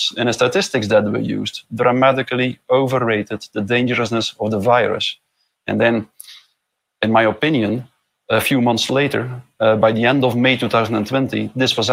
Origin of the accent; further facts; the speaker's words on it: Belgium; I'm from Belgium